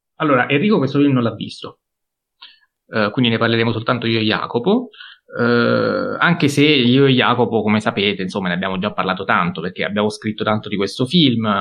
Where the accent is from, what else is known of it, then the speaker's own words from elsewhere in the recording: Pescara, Abruzzo, Italy; io anche da pescarese